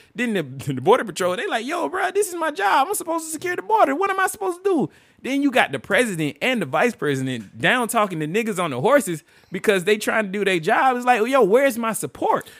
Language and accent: English; United States; me as an American